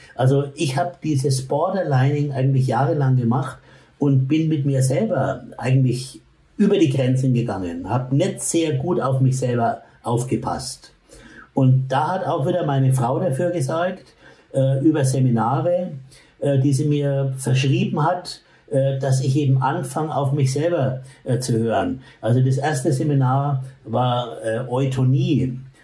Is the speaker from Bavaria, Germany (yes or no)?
yes; Bamberg, Bavaria, Germany; in Bamberg, wo ich aufgewachsen bin